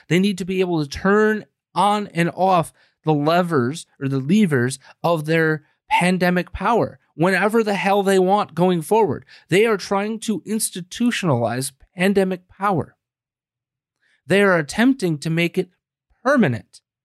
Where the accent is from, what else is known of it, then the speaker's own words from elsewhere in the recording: United States; we, as the American people